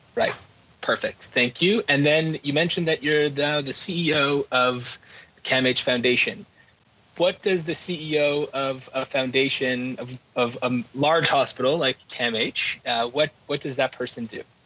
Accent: Quebec, Canada; I'm from Quebec

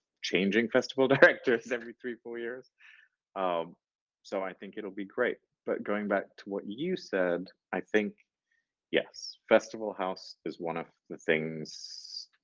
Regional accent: Singapore; we're Singaporean.

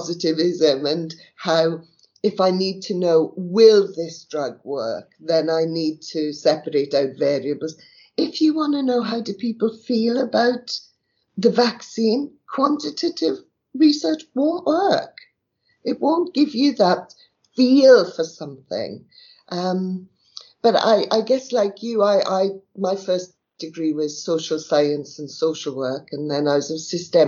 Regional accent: South Wales, United Kingdom; I was born in South Wales, in the valleys. My dad worked at down the mine, and my mother was a barmaid

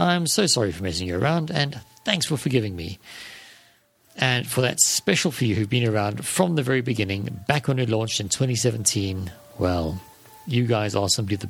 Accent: South Africa; South African like me

